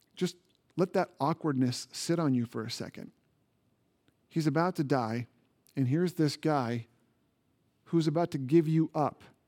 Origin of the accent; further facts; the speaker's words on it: Indiana, United States; moved away; Indiana, which is my home state